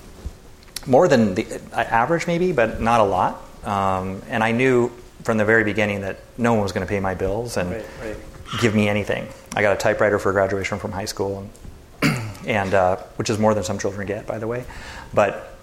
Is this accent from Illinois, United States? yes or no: no; Santa Barbara, California, United States; we grew up in Santa Barbara together